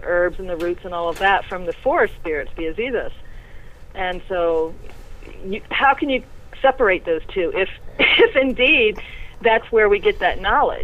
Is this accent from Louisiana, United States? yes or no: yes; New Orleans, Louisiana, United States; born and raised in the tradition, or born and raised in New Orleans culture